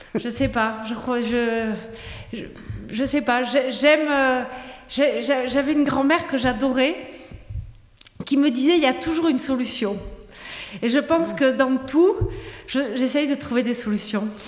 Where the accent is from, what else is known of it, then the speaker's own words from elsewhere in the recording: Toulouse, Occitania, France; moved away as an adult; now in Tarbes, France; je suis native de Toulouse, mais Tarbes de cœur où je vis à Tarbes